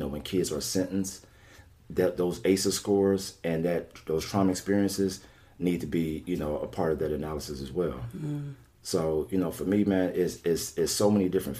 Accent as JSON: {"language": "English", "town": "Cincinnati", "region": "Ohio", "country": "United States", "tie": "born or raised there", "said": "when I was a kid growing up in Over the Rhine"}